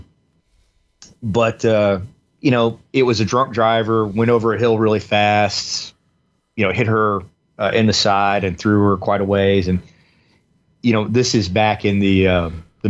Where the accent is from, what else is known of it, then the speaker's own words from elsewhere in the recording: the South, United States; growing up in the South, particularly too, where we were in the Bible Belt